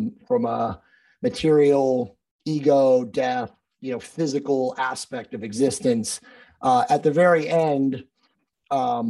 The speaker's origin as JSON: {"language": "English", "region": "East Coast", "country": "United States", "moved": "as an adult", "said": "I was originally from the East Coast"}